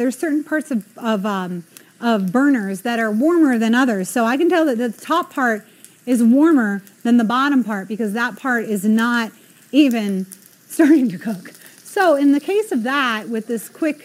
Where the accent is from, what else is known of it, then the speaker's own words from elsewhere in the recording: New England, United States; I'm from New England. I have to say wicked every once in a while